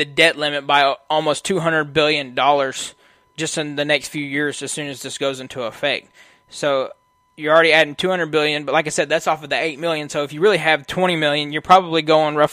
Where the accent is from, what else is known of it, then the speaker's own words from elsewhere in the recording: United States; I was born in America